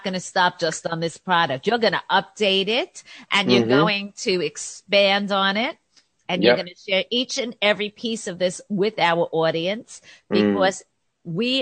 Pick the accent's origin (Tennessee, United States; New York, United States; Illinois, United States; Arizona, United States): New York, United States; as you can tell from my accent, I'm from New York and proud of it